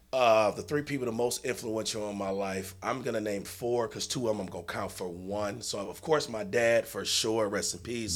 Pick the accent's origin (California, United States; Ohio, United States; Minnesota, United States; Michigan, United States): Michigan, United States; Detroit; we're all from the state, from the city of Michigan. I mean, it's, you know, city of Detroit. We're all from Seven Mile